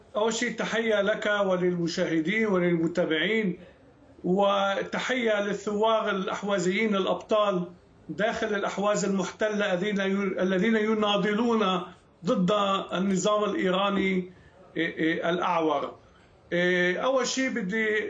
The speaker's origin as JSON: {"language": "Arabic", "country": "Lebanon", "tie": "born or raised there", "moved": "yes", "lives_now": "Israel", "said": "أنا كيهودي ولدت في لبنان"}